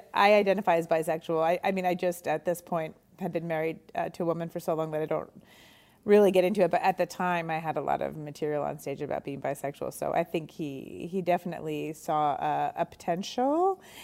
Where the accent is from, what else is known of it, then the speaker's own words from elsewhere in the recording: Montreal, Quebec, Canada; moved away as an adult; now in New York, United States; doing stand-up in, in Montreal where we're from.